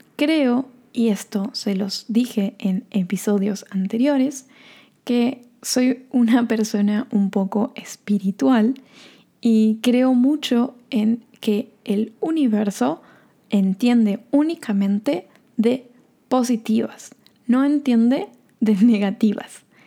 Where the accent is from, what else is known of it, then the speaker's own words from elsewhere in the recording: Corrientes, Argentina; also born or lived in Norway; now in Bariloche, Argentina; Corrientes, que es la ciudad de donde soy o donde nací y donde viven mis padres